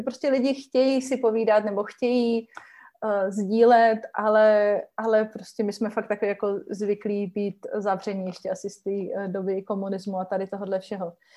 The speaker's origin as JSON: {"language": "Czech", "country": "Czechia", "said": "jsem vlastně jako z České republiky"}